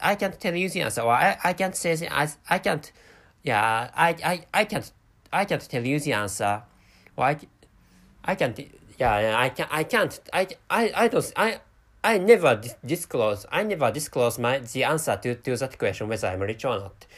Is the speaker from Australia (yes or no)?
no; Japan; first language Japanese; English is a second language; my mother tongue is Japanese language, and I live in Japan